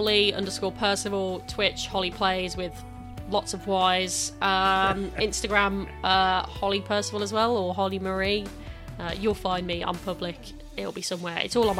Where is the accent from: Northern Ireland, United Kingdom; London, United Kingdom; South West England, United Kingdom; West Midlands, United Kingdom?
West Midlands, United Kingdom; accent: Brummy; I'm glad that my accent's kind of died out quite a lot, because the rest of my family is still very, very Brummy.